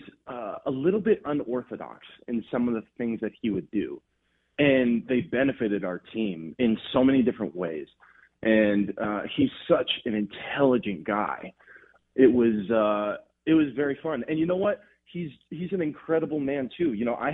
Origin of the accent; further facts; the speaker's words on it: Los Angeles, California, United States; moved away as an adult; also born or lived in Oregon / Mississippi; I'm born and raised in Los Angeles